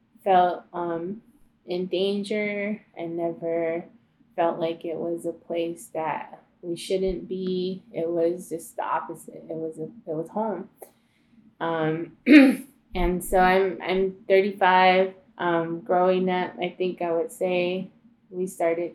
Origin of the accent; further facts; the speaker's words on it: Newfields, Arizona, United States; also born or lived in Komobabi; I spent a lot of time in my childhood growing up there in Newfields with my dad's family, my grandpa.